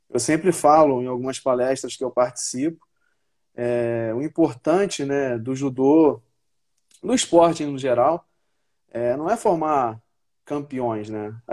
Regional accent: Paraíba, Brazil; also born or lived in Complexo do Alemão, Rio de Janeiro; Então, eu vim do complexo do alemão, é, depois que eu vim da Paraíba, eu morei alguns anos no Complexo do Alemão e eu vi essa realidade, né?

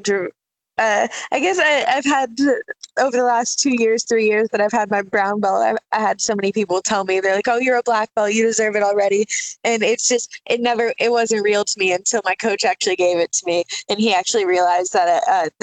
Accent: Port St. Lucie, Florida, United States; my hometown, Port St. Lucie, Florida

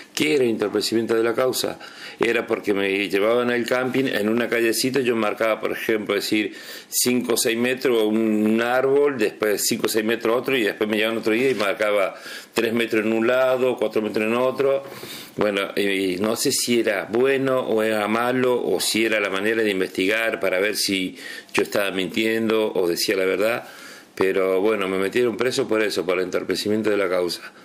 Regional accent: Río Primero, Córdoba, Argentina; now in Río Grande, Argentina; yo soy de Córdoba y viví en un pueblito que se llama Río Primero

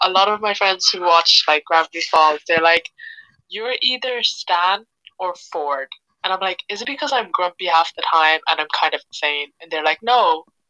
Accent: Australia; Maybe because I'm Australian.

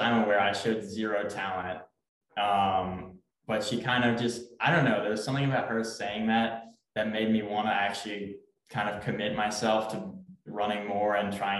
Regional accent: Memphis, Tennessee, United States; I'm from Memphis, Tennessee

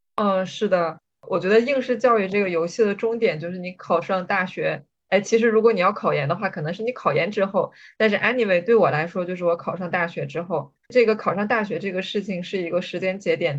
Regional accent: Jilin, China; 我是来自吉林省，吉林省说实话是一个教育资源并不是非常均衡，而且比较地广人稀的省

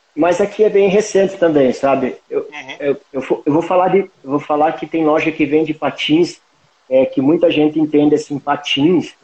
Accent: Palmas, Paraná, Brazil; now in Guarapuava, Brazil; fui criado em Palmas, uma cidade com ah. poucos mil habitantes

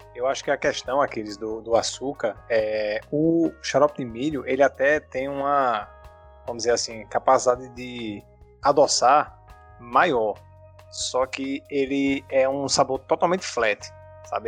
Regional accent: Natal, Rio Grande do Norte, Brazil; eu sou nascido e criado é, aqui em Natal mesmo, né? É, família toda daqui

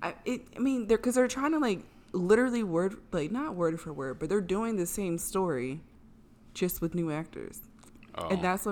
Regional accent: the North, United States; So, I am kind of a Southern girl. I was born and raised in the North. My parents are from Deep South.

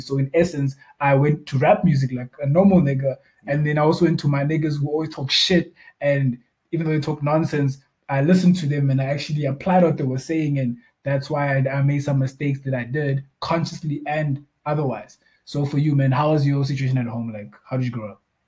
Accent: Bloemfontein, Free State, South Africa; also born or lived in Cape Town; I'm also from Bloemfontein originally. Um, I, were, I had a gap when I was not in Bloemfontein. Um, I was actually in Cape Town

